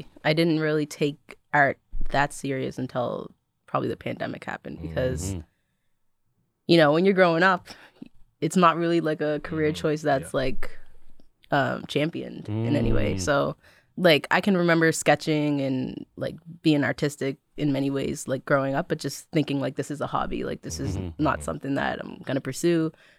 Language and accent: English; Preston, Nova Scotia, Canada; Growing up in Preston. I mean, I don't think it was like, it's just a regular Preston Township, you know, childhood.